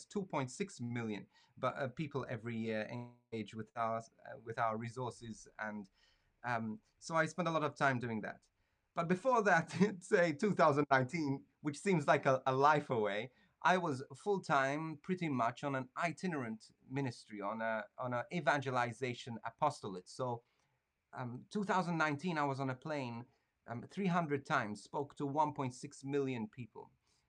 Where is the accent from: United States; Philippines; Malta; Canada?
Malta; I'm from Malta